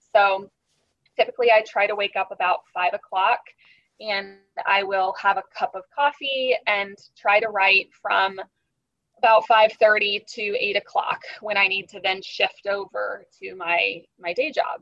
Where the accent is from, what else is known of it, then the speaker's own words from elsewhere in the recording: Kansas, United States; moved away as an adult; also born or lived in Wichita, Kansas; now in St. Petersburg, United States; I am from Kansas, which is smack dab in the middle of the United States. I was born in essentially Kansas City, which is the northeast part of the state